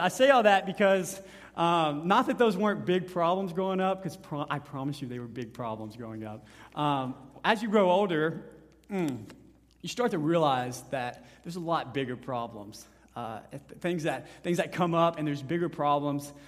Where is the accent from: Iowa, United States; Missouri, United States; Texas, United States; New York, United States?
Texas, United States; Honey Grove; my hometown, Honey Grove